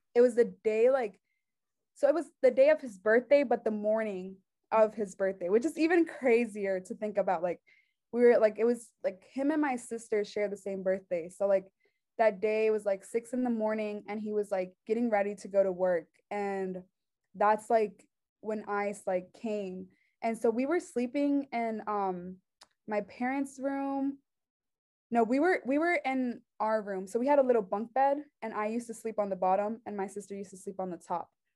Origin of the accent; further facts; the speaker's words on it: Concord, North Carolina, United States; also born or lived in Mexico; I was born in Concord, um, North Carolina